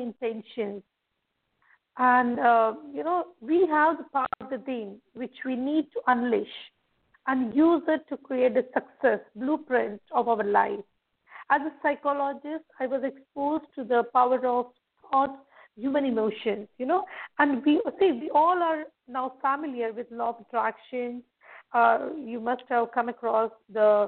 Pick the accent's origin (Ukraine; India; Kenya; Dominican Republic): India; I'm from India